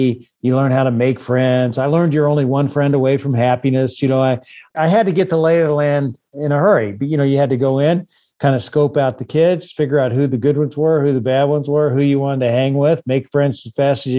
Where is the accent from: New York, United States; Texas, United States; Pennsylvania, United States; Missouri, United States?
Texas, United States; Beeville; born there; also born or lived in Chama, New Mexico / Dodge City, Kansas; I was born in Beeville, Texas, and I lived in small towns like Chama, New Mexico, Detroit Lakes, Minnesota, Kimmel, Nebraska, you know, Dodge City, Kansas.